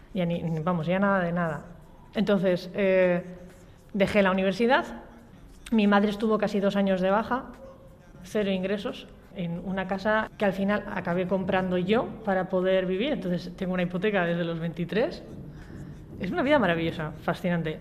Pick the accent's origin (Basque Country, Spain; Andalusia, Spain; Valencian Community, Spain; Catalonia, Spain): Basque Country, Spain; Valle de Trápaga; also born or lived in Muskiz / Gallarta / San Sebastián / Portugalete; soy del Valle, del Valle de Trápaga. He vivido en el Valle, en Musquis, en Gallarta, en Donosti